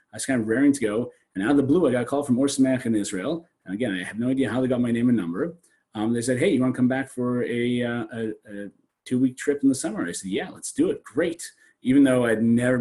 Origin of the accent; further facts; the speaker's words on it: Sault Ste. Marie, Ontario, Canada; now in Toronto, Canada; I came from a very small town. I come from Northern Canada, from a place called Sault Ste. Marie.